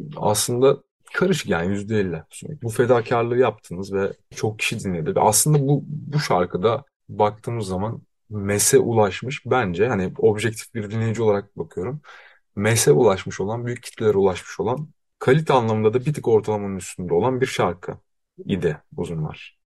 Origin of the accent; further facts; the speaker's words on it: Bursa, Turkey; moved away; Kendi memleketime gidiyorum